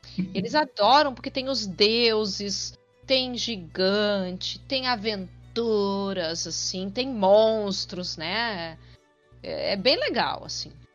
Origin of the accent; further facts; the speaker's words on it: Rio Grande do Sul, Brazil; eu sou gaúcha